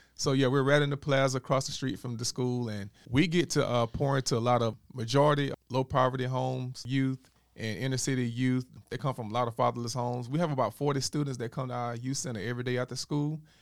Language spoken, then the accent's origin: English; Dothan, Alabama, United States; moved away as an adult; also born or lived in Atlanta, Georgia / Columbus, Georgia; I'm from Dothan, Alabama originally.